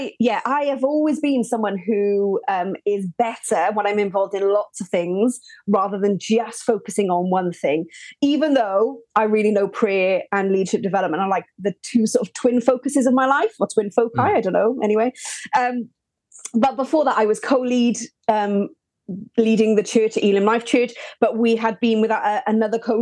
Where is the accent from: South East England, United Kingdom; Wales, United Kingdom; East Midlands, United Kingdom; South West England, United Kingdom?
Wales, United Kingdom; Welsh; now in Birmingham, United Kingdom; I'm Welsh, but I live in the great, great city of Birmingham